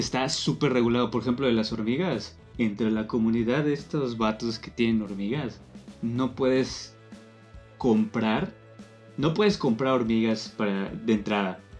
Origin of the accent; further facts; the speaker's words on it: Yucatán, Mexico; nosotros como yucatecos